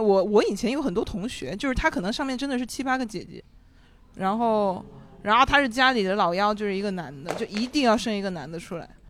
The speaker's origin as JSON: {"language": "Chinese", "region": "Guangdong", "country": "China", "said": "我们潮汕人"}